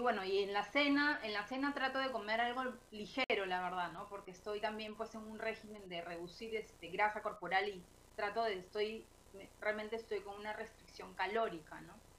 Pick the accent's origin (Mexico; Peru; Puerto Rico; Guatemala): Peru